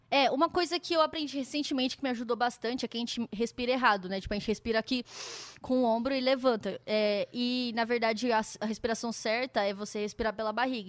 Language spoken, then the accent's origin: Portuguese; Campinas, São Paulo, Brazil; moved away as an adult; now in São Paulo, Brazil; Eu sou de Campinas, né, que é uma cidade interior, e eu vim morar em São Paulo para fazer faculdade